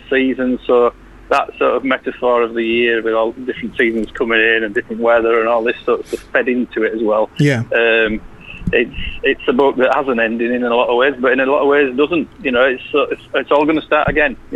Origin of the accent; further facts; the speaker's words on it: Bradford, Yorkshire and the Humber, United Kingdom; accent: Yorkshire; I was born in Bradford, I don't come much more Yorkshire than